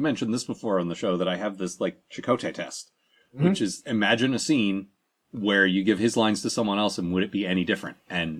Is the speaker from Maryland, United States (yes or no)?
yes; Maryland, United States; we're from Maryland.